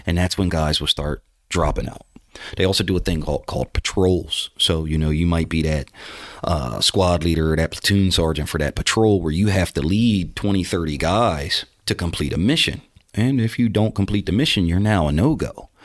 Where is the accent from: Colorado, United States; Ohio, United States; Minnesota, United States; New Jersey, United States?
New Jersey, United States; moved away; back in my hometown in New Jersey